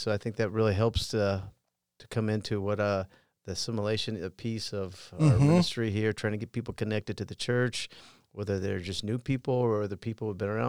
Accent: Iowa, United States; also born or lived in Colorado; I did. I grew up in Southern Iowa, born in Colorado, but I went to four different high schools and a couple different colleges

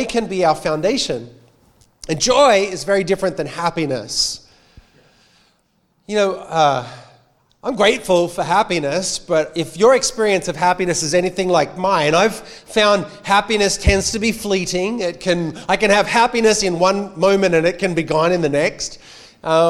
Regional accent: Australia; accent: Australian

